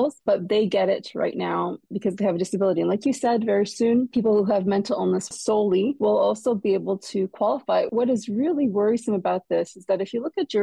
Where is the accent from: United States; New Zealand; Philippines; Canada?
Canada; Quebec; moved away as an adult; now in London, Canada; I'm from McGill, I'm from Quebec